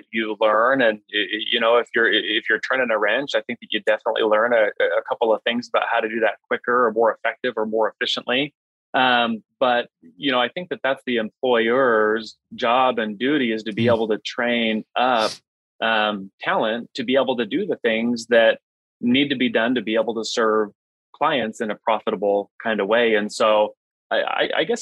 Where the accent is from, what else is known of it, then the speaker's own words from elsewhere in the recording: Phoenix, Arizona, United States; I live in Phoenix now. I grew up in Phoenix.